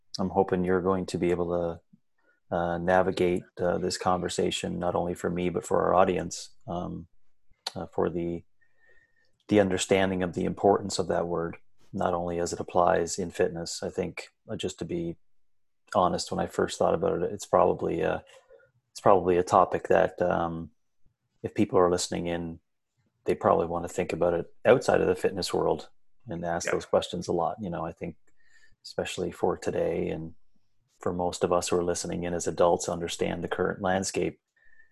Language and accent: English; Newfoundland and Labrador, Canada; where I was born in raised in Northern Labrador